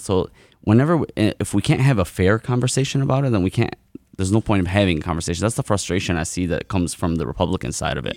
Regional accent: Dearborn, Michigan, United States; growing up in Dearborn

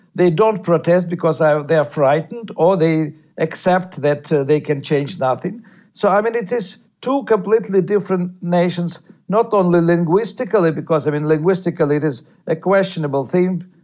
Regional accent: Ukraine; first language Russian; English is a second language; I'm one of probably seven to 10 millions of either ethnic, Ukra- uh, ethnic Russians in Ukraine or sort of half Russians, half Ukrainians. Hmm. My mother tongue is Russian

